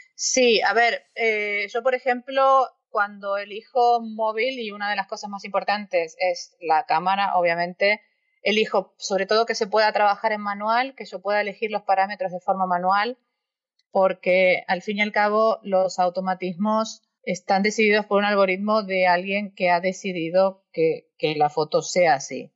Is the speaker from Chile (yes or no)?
no; Argentina; moved away as an adult; also born or lived in Europe; Me fui a los veintipocos años de Argentina